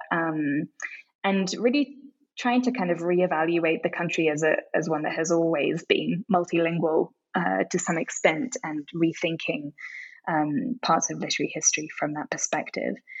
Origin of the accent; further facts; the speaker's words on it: London, United Kingdom; moved away as an adult; also born or lived in Tokyo, Japan; now in Mexico City, Mexico; I grew up mainly in London